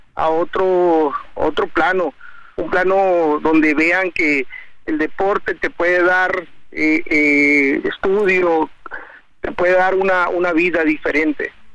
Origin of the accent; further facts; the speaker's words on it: Tijuana, Baja California, Mexico; yo soy de aquí, de Tijuana, yo aquí crecí, aquí nací